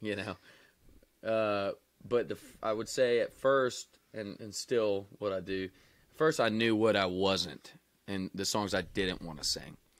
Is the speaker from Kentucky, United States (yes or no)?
yes; Wilmore, Kentucky, United States; moved away; I'm from Wilmore, Kentucky, man. It's two stoplights and a railroad track.